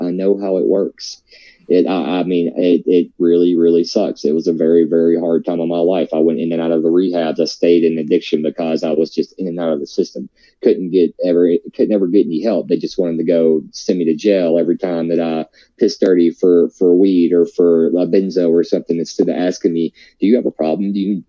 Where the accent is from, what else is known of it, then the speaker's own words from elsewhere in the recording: the South, United States; I'm from the South. I grew up eating, you know, meat and potatoes every day and biscuits and gravy